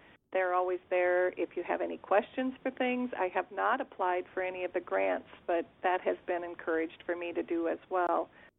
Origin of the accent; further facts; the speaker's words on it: Moorhead, Minnesota, United States; now in Crookston, United States; I am originally from Moorhead, Cragness, outside of Moorhead.